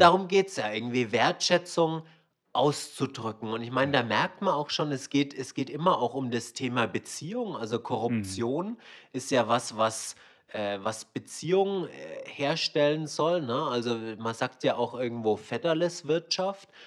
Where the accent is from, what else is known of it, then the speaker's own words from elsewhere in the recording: Swabia, Germany; moved away as an adult; also born or lived in Hong Kong; wir sind ja beide in Schwaben aufgewachsen